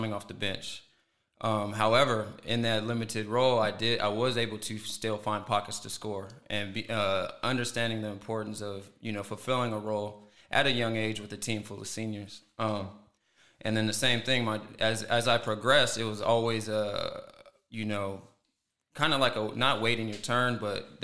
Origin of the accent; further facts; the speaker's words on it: Oxnard, California, United States; I'm from Oxnard, California. You know, born and raised